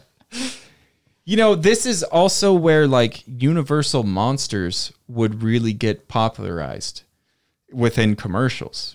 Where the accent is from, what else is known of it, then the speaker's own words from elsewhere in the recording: Southern California, United States; also born or lived in Canoga Park / Simi Valley; I grew up in Southern California where there's almost no weather.